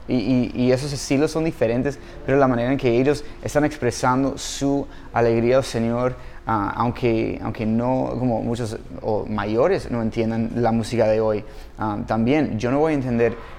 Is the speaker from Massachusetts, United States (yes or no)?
no; Los Angeles, California, United States; Spanish is a second language; moved away; yo soy de Los Ángeles, California